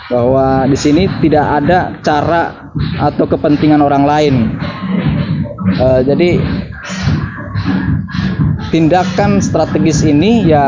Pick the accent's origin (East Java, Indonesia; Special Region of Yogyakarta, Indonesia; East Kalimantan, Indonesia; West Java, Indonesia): West Java, Indonesia; saya orang Sunda tapi dengan orang Jerman misalkan